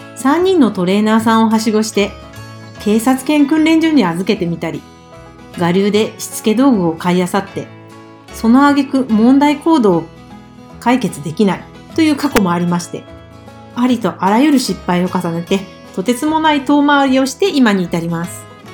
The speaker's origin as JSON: {"language": "Japanese", "region": "Fukuoka", "country": "Japan", "tie": "born or raised there", "said": "福岡県出身です。"}